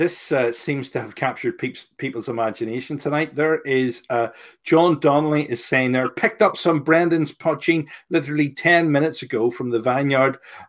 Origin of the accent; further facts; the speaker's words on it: Northern Ireland, United Kingdom; Just remember that we are both from Northern Ireland